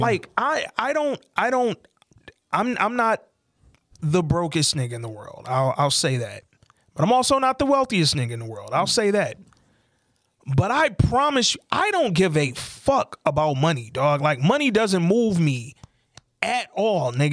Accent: Detroit, Michigan, United States; moved away as an adult; also born or lived in Atlanta; I moved back to Detroit from Atlanta

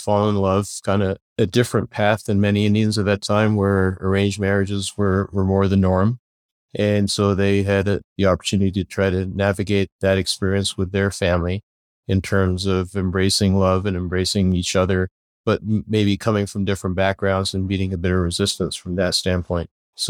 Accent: Belfast, Northern Ireland, United Kingdom; born there; I was born in Belfast, Northern Ireland. I was the second child. My sister was born a year and a half before me.

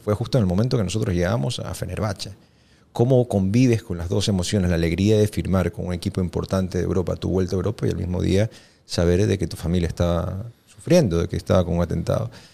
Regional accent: Ecuador; como, como ecuatoriano

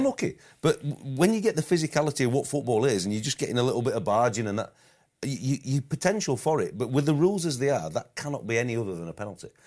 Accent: United Kingdom; we as English and British managers, coaches

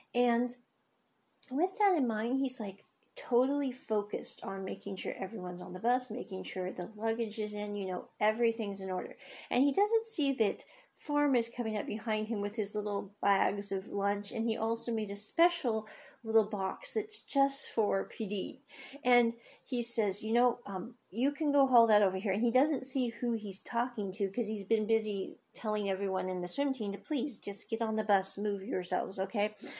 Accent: United States; I grew up in the States

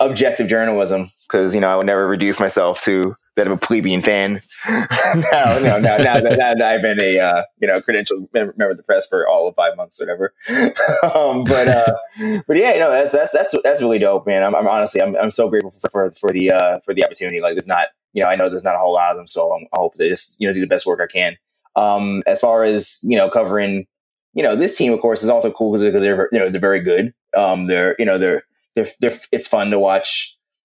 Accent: New York City, New York, United States; I grew up in Queens

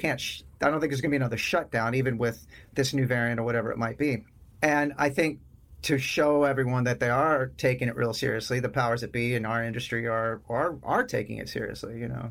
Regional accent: Sherman, Texas, United States; also born or lived in Austin, Texas; I was born and raised in a town called Sherman, which is about an hour north of Dallas. And it's like a trailer park town. You know, it's real fucking Texas.

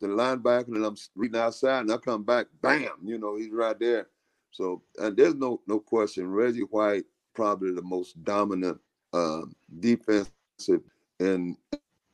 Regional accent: Tampa, Florida, United States; I'm from Tampa Bay

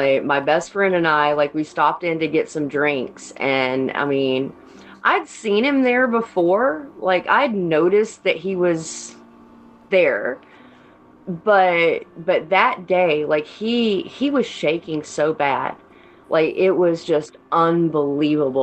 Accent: Canton, Georgia, United States; also born or lived in Ball Ground, Georgia; I grew up just north of Atlanta. I grew up in Canton

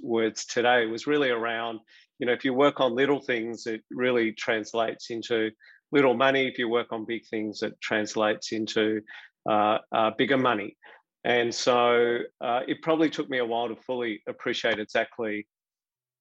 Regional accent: Melbourne, Victoria, Australia; I grew up, I was educated in Melbourne, studied at Monash University

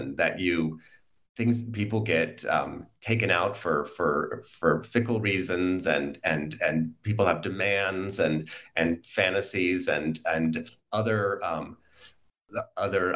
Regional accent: United States; I'm an American

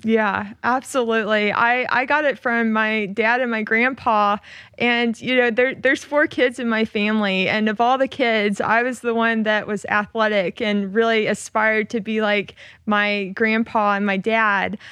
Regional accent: Oklahoma, United States; moved away as an adult; I grew up in Oklahoma

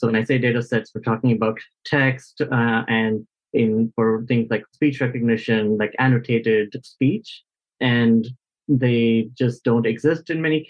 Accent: India; I'm actually from India

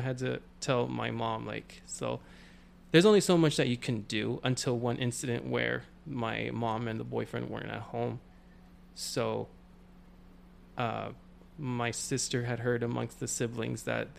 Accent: Wilmington, California, United States; also born or lived in Carson, California; now in San Pedro, United States; originally I'm from Wilmington, California, over in the South Bay. Been growing up there for a good while now

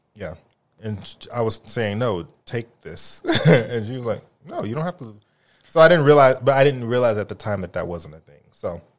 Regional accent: United States; they kept referring to me as the American

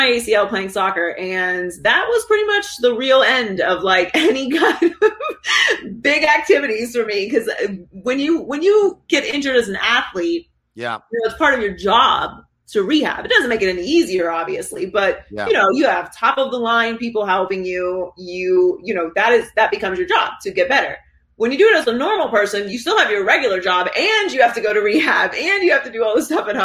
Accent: Pittsburgh, Pennsylvania, United States; moved away as an adult; also born or lived in Miami, Florida; I was born and raised in Pittsburgh. I lived there until I was 18. And then I moved to Florida.

